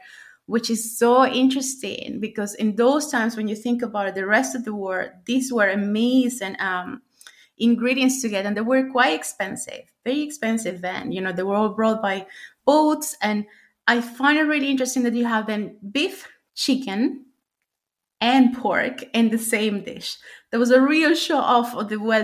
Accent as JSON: {"language": "English", "country": "Venezuela", "tie": "born or raised there", "moved": "as an adult", "lives_now": "London, United Kingdom", "said": "growing up in Venezuela"}